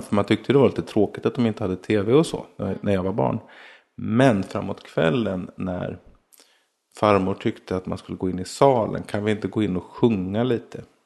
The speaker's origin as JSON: {"language": "Swedish", "region": "Småland", "country": "Sweden", "tie": "born or raised there", "said": "jag växte upp mestadels i Småland"}